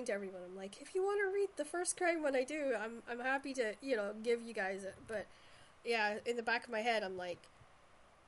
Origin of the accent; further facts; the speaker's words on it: Shetland, Scotland, United Kingdom; I'm actually from Shetland